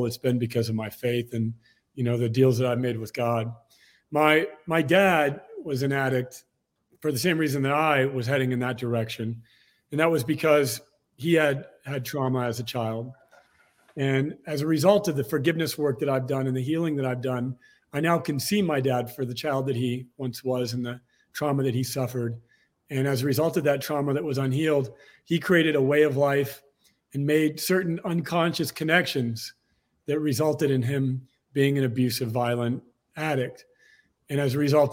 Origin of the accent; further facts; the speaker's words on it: Torrance, California, United States; I was born in Torrance, California, just outside of Los Angeles